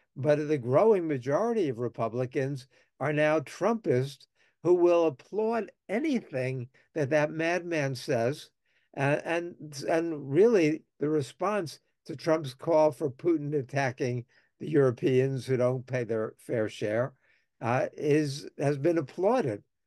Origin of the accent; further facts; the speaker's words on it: United States; as an American